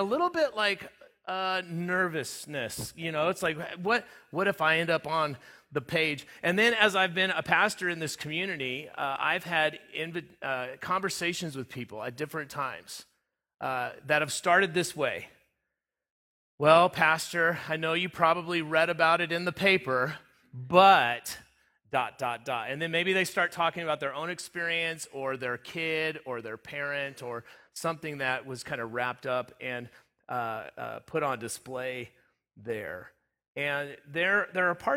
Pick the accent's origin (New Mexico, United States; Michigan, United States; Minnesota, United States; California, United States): California, United States; Southern; also born or lived in Front Range, Colorado; now in Sterling, United States; I grew up in Southern California, lived in the Front Range through 2003 on until I ended up here.